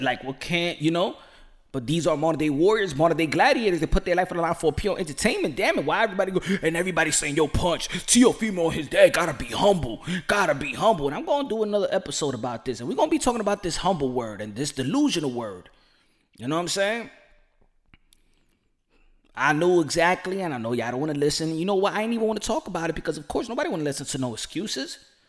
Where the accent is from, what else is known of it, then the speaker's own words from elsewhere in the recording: Dominican Republic; English is a second language; I'm from Dominican Republic.